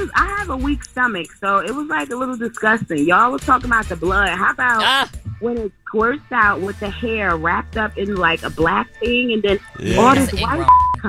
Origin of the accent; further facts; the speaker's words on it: Newark, New Jersey, United States; I'm from Newark.